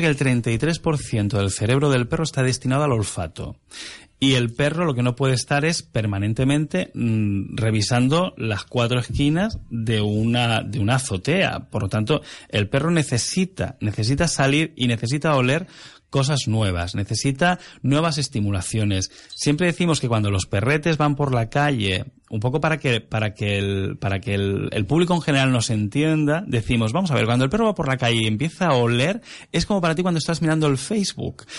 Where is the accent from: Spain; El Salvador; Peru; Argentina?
Spain; the Peninsula, mainland Spain; now in Canary Islands, Spain; nosotros en la península